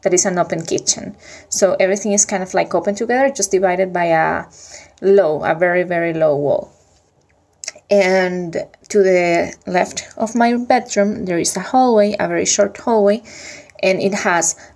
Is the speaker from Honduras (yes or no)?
no; Venezuela; English is a second language; now in Europe; I'm from Venezuela, but currently living in Europe.